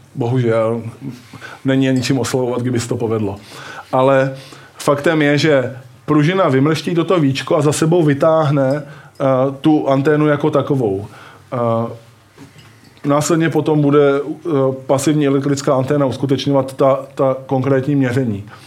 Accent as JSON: {"language": "Czech", "town": "Brno", "region": "South Moravian Region", "country": "Czechia", "said": "Já jsem z Brna"}